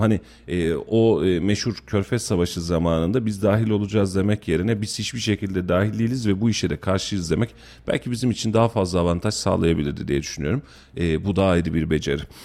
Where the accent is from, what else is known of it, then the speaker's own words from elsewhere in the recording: Kayseri Province, Turkey; biz burada Kayseriliyiz